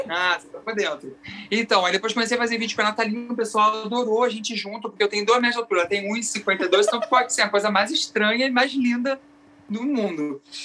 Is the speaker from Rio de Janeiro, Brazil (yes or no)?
yes; Araruama, Rio de Janeiro, Brazil; eu sou de Araruama, interior do Rio, região dos Lagos do Rio